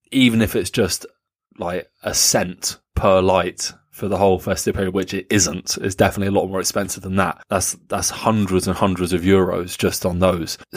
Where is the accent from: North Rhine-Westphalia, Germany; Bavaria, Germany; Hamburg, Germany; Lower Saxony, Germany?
Lower Saxony, Germany; Rinteln; born there; Uh, I was born in Rinteln in Niedersachsen.